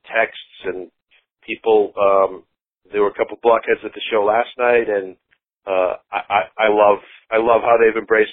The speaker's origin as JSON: {"language": "English", "town": "Boston", "region": "Massachusetts", "country": "United States", "tie": "born or raised there", "moved": "yes", "said": "I grew up in Boston"}